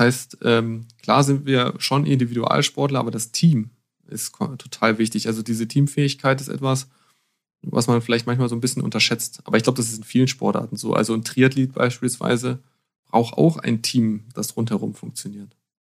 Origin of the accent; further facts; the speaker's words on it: Harz, Lower Saxony, Germany; now in Bavaria, Germany; ich bin im Harz aufgewachsen